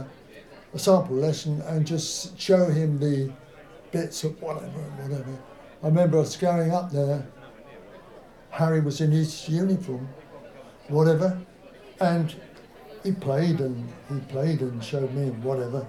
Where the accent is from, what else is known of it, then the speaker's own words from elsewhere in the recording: Welwyn Garden City, East of England, United Kingdom; I was born in England. I was born in Wellington City.